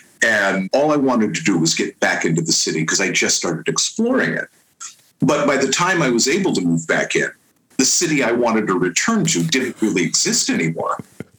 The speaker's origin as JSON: {"language": "English", "town": "San Francisco", "region": "California", "country": "United States", "tie": "born or raised there", "lives_now": "East Bay, United States", "said": "I was born and raised in San Francisco."}